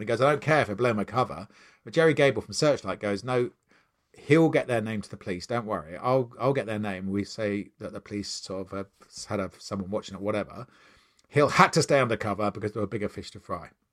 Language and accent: English; Maidenhead, South East England, United Kingdom; growing up in Maidenhead